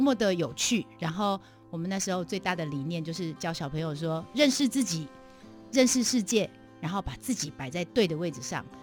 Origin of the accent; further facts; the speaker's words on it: Taipei, Taiwan; also born or lived in Pingtung; 其实我是标准在台北长大的孩子